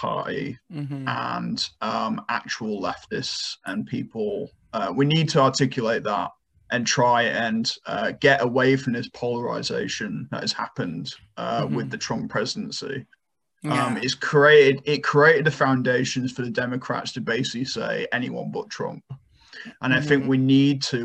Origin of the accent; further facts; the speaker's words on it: United Kingdom; now in Pomona, United States; I grew up in the UK.